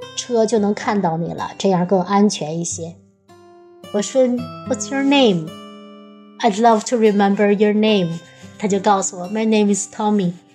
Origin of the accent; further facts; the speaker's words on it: northern China, China; moved away as an adult; now in Ireland; 我们北方是吃狗肉